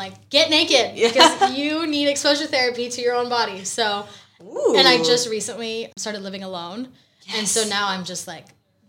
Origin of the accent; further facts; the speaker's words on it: Fort Worth, Texas, United States; moved away as an adult; now in New York City, United States; So my hometown was Fort Worth, Texas, from the age of 3 to 18, and then I now live in New York City.